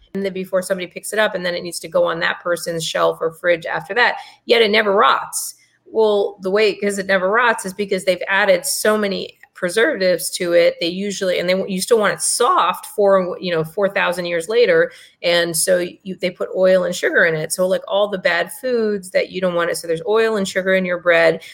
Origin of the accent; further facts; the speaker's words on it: India; I'm Indian